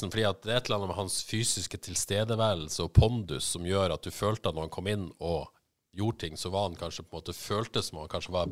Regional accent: Haugesund, Rogaland, Norway; jeg spilte jo litt med, med Dion i oppveksten på Eterfjellbanen uh, i Haugesund.

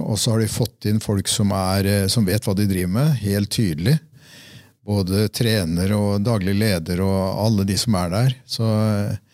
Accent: Fredrikstad, Østfold, Norway; moved away; Det var der jeg vokste opp

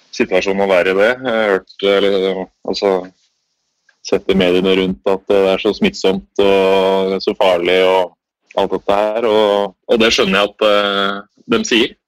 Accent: Norway; moved away; Det er litt mer rolig her enn det er eh, hjemme i Norge

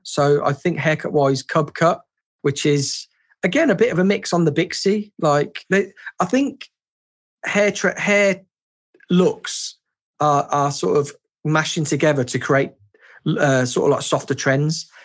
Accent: England, United Kingdom; born or raised there

